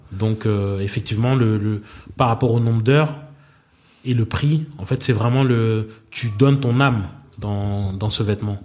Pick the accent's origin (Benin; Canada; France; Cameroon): Benin; moved away; also born or lived in Abidjan; Le Bénin est ma terre natale.